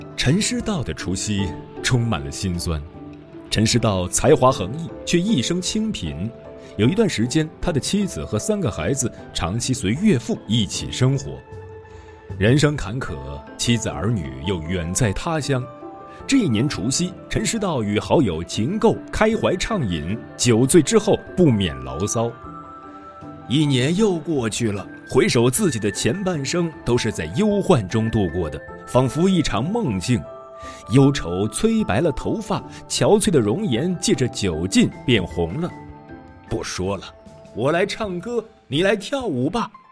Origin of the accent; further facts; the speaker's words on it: Hunan, China; 我老家湖南